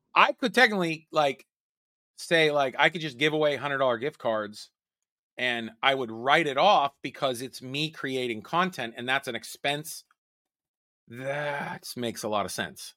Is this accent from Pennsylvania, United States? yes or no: yes; Pittsburgh, Pennsylvania, United States; in my hometown